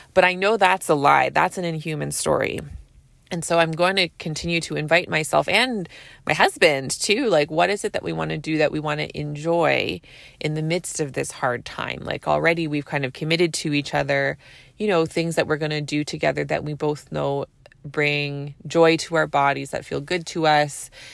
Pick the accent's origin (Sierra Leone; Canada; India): Canada; I'm a Canadian family physician